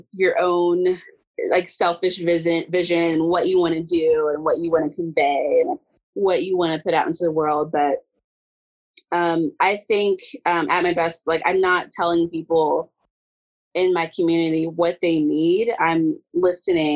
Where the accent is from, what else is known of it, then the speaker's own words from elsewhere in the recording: Dayton, Ohio, United States; moved away as an adult; now in Lexington, United States; So I am a born and bred Ohioan. I'm from Dayton, Ohio.